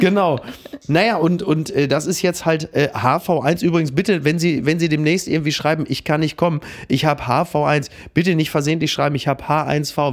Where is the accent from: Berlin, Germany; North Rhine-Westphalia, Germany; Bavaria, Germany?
North Rhine-Westphalia, Germany; Ruhr area; Ich komme aus dem Ruhrgebiet